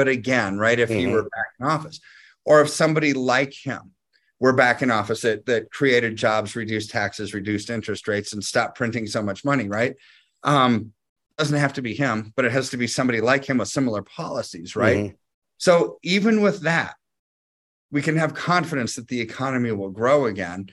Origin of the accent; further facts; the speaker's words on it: United States; I'm an American